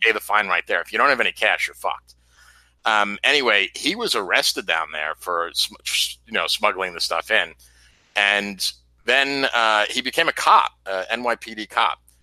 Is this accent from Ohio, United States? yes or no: no; New York, United States; moved away; when I lived in, when I grew up in New York